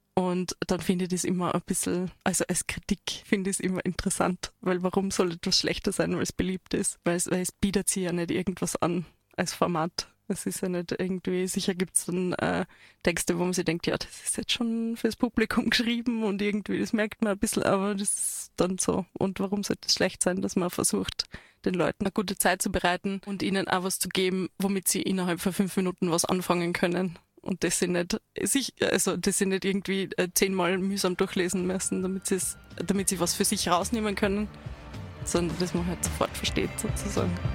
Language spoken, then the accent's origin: German; Waldviertel, Lower Austria, Austria; now in Tyrol, Austria; ich komme aus dem Waldviertel ursprünglich auch dialektal